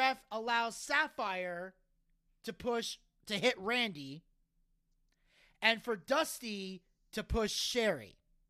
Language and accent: English; the North, United States; Yes, I'm from the North, and I was raised not to take shit.